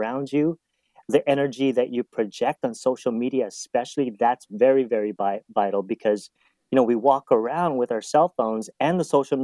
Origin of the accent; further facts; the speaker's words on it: Kauai, Hawaii, United States; now in Southern California, United States; when I was growing up on Kauai, I was actually thinking of going into to become a pastor